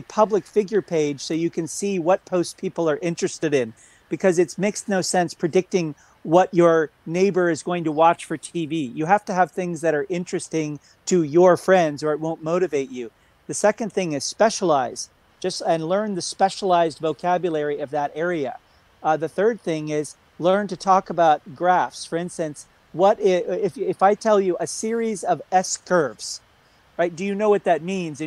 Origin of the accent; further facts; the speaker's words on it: United States; I am an American